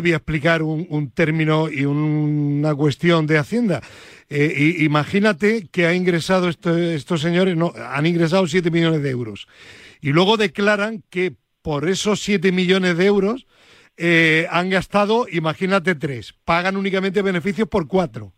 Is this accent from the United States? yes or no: no; Granada, Andalusia, Spain; Yo soy granadino